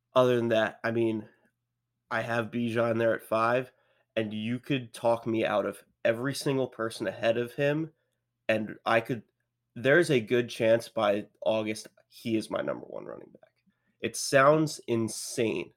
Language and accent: English; Baltimore, Maryland, United States; I'm from Baltimore area, like, just outside Baltimore